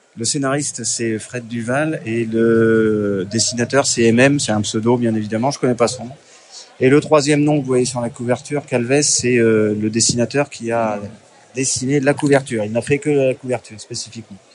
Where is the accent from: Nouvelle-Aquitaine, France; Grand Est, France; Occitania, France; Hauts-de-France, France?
Nouvelle-Aquitaine, France; Deux-Sèvres; je suis des Deux-Sèvres